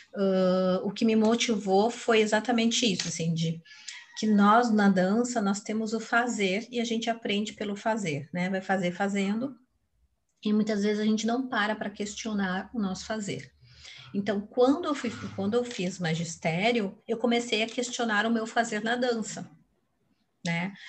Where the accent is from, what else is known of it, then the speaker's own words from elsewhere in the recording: Porto Alegre, Rio Grande do Sul, Brazil; moved away as an adult; also born or lived in Brasília / São Paulo; eu sou porto-alegrense, né? Assim, me criei até os 25 anos, morava no Rio Grande do Sul